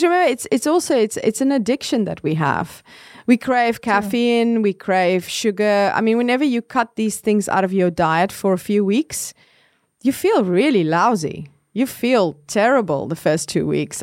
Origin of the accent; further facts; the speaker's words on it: South Africa; I grew up in South Africa